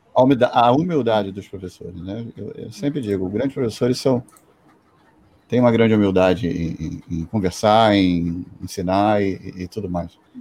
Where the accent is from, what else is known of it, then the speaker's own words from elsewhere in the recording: Brazil; eu sou do Brasil